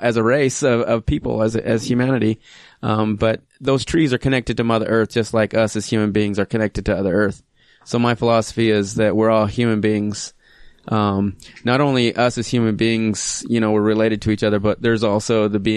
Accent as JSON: {"language": "English", "town": "Orem", "region": "Utah", "country": "United States", "tie": "born or raised there", "also_born_or_lived": "Phoenix, Arizona / Colorado River Indian Tribes reservation, Arizona", "said": "when I was 5, my parents decided to go to BYU, and so moved up to Orem, Utah, and I grew up in Orem."}